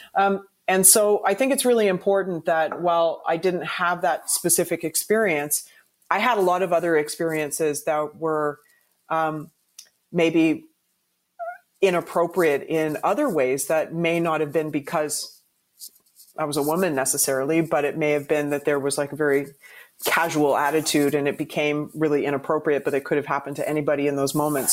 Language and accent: English; Canada; as a Canadian, when you're you know a diehard hockey fan